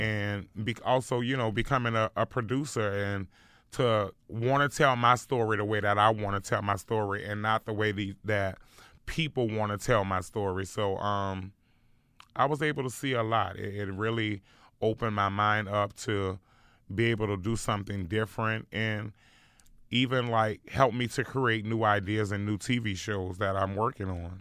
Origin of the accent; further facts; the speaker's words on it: New Orleans, Louisiana, United States; growing up in New Orleans was really rough